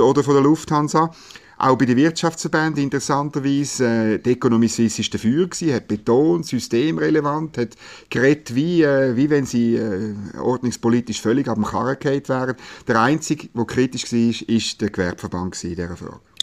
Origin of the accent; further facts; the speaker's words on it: Bern, Switzerland; wir Bernerinnen und Berner